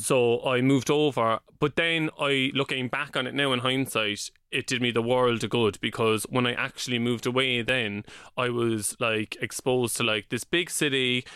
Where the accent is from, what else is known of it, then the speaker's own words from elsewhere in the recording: Cork, Munster, Ireland; moved away as an adult; also born or lived in London; now in Dublin, Ireland; when I was twenty, I moved from Cork to London